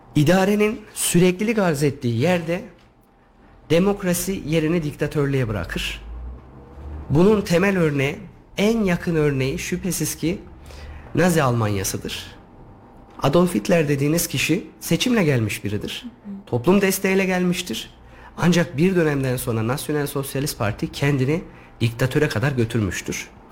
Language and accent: Turkish; Yeşilhisar, Kayseri Province, Turkey; Yeşilisarlıyım. Orası benim toprağım.